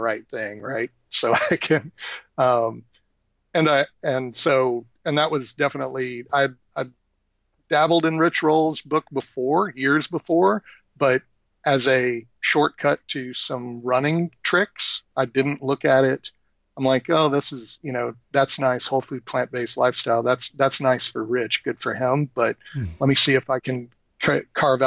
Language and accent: English; Texas, United States; moved away; I'm originally from Texas, just a Southern boy